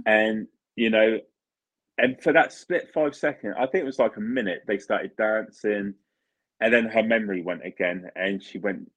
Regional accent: Italy; moved away; I'm from Italy originally

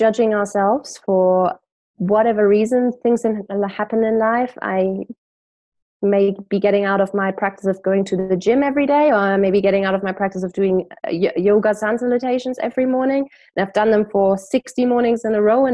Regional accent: Germany; growing up in Germany, Christmas markets

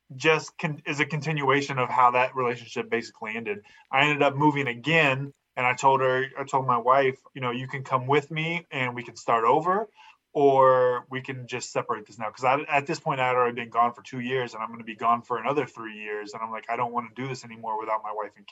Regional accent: Fresno, California, United States; I was raised in Fresno, California

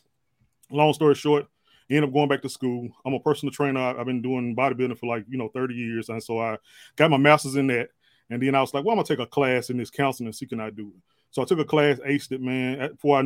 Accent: Meridian, Mississippi, United States; moved away as an adult; now in Vicksburg, United States; I'm actually from Meridian, Mississippi. Lived there

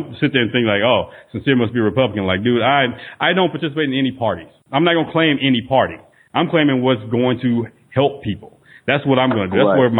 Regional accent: Northeast Texas, United States; I was raised in Northeast Texas

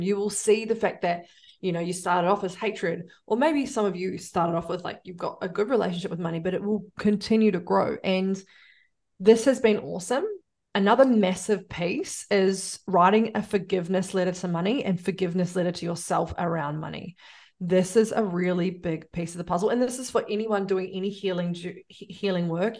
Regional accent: New Zealand; I'm a Kiwi

